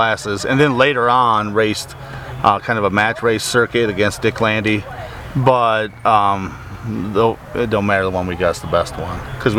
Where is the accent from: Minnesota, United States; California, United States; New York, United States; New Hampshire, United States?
Minnesota, United States; I'm from Minnesota.